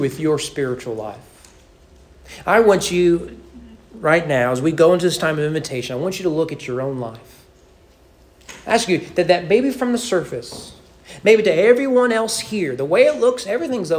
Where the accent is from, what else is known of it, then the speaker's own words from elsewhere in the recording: Owenton, Kentucky, United States; my hometown and you get on 127, go north, or you're up northern Kentucky, come to Frankfort, go south right on 127